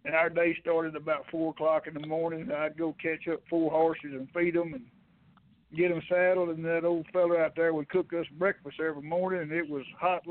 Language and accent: English; Texas, United States; I grew up in Texas